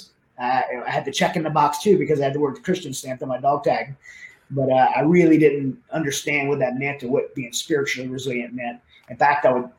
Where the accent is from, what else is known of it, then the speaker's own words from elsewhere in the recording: Southern Louisiana, United States; where I grew up in Southern Louisiana, very dysfunctional family